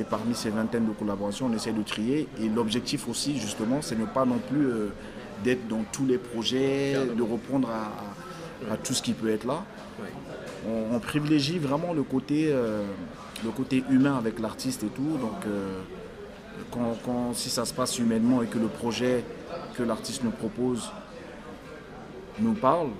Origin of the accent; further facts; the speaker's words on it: France; also born or lived in Africa; je suis né en Afrique, j'ai grandi en France